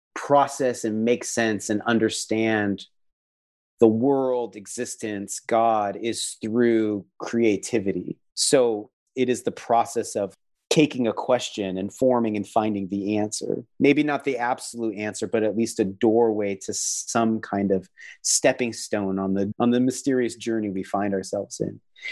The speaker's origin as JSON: {"language": "English", "town": "Mukilteo", "region": "Washington", "country": "United States", "tie": "born or raised there", "said": "I grew up in outside of Seattle, Washington, along the Puget Sound in a little town called Mukilteo. And I'd hear ferry boats and see orca whales."}